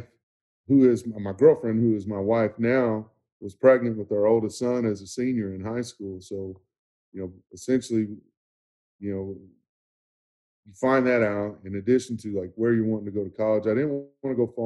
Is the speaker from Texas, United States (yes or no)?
yes; Irving, Texas, United States; I grew up in Irving, Texas, played at Irving High School